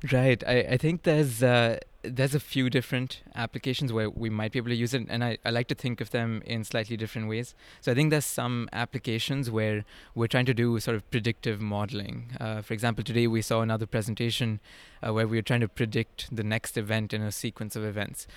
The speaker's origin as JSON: {"language": "English", "country": "India", "tie": "born or raised there", "also_born_or_lived": "upstate New York", "moved": "as an adult", "said": "I grew up in India"}